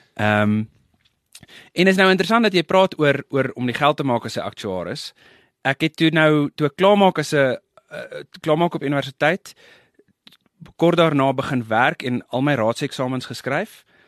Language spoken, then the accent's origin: Afrikaans; Pretoria, Gauteng, South Africa; Ek het uh groot geword en gebore, groot geword, geswat daar in Pretoria